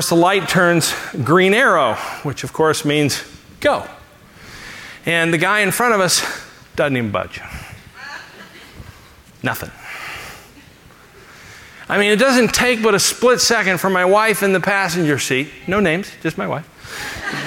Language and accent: English; Los Angeles, California, United States; moved away; I grew up in Los Angeles